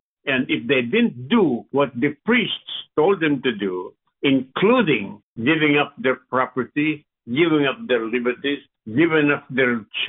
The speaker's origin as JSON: {"language": "English", "country": "Philippines", "tie": "born or raised there", "moved": "yes", "said": "I grew up in the Philippines. I was subjected to a lot of the things that happened, that took place during the Second World War, because I was born in 1935, and the Japanese came to the Philippines"}